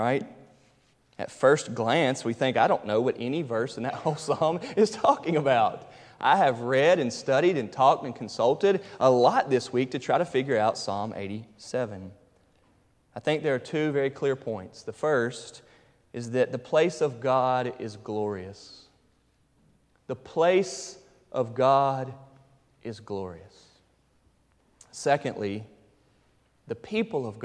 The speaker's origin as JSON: {"language": "English", "region": "North Carolina", "country": "United States", "also_born_or_lived": "Fairdale, Louisville, Kentucky", "moved": "as an adult", "lives_now": "Louisville, United States", "said": "I'm from North Carolina, and my kids proudly say that they're from Fairdale, Louisville, Kentucky."}